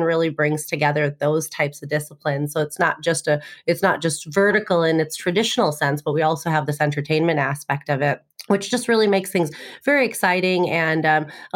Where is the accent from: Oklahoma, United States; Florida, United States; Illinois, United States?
Illinois, United States; Illinois, which is my home state